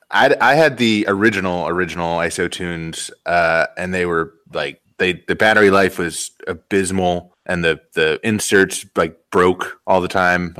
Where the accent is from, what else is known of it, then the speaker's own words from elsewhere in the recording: Virginia, United States; I'm from Virginia originally.